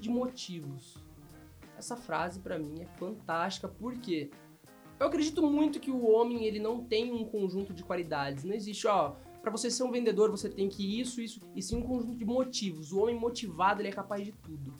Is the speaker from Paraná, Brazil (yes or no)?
yes; Londrina, Paraná, Brazil; also born or lived in Pontes e Lacerda, Mato Grosso; nasci no Mato Grosso. Meus pais me tiveram lá, numa cidade chamada Ponte e Lacerda. Com uns quatro anos eu voltei para Londrina